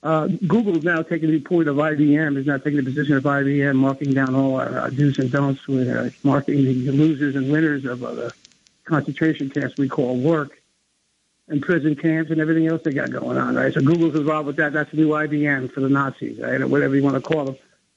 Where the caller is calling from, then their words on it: New Jersey, United States; Hi, this is … from New Jersey. How are you?